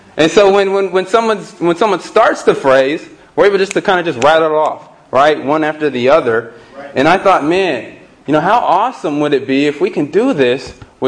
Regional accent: Pasadena, California, United States; also born or lived in Long Beach; I'm from Pasadena, and moved back here after I graduated

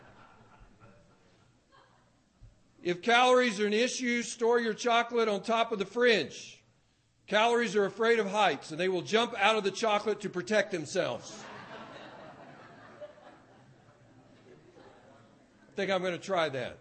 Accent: the South, United States; as a young man growing up in the South

